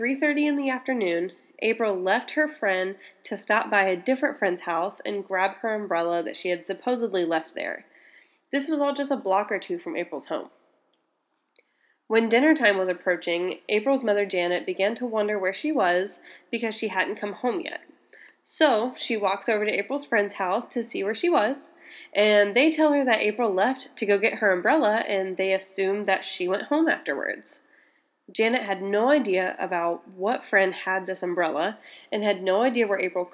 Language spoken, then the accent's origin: English; Indiana, United States; Indiana, my home state